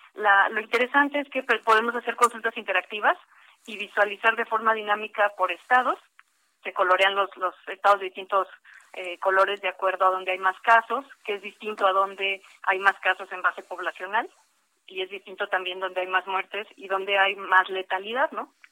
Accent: Mexico; somos los mexicanos

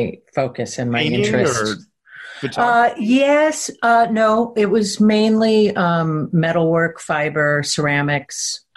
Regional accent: Southeastern Pennsylvania, United States; moved away; also born or lived in Los Angeles, California; I grew up in Pennsylvania in the woods, in the country

